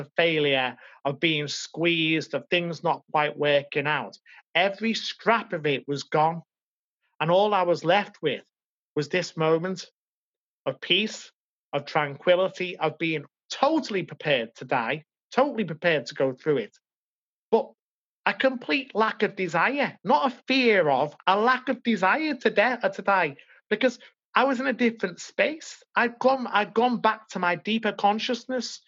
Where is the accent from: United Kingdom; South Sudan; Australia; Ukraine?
United Kingdom; Liverpool, North West England; also born or lived in Madrid, Spain; I came home to Liverpool